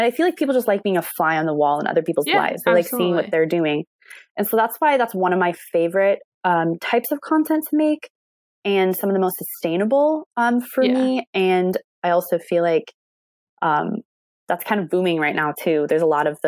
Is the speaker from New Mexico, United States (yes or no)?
no; Indianapolis, Indiana, United States; I'm from Indianapolis, born and raised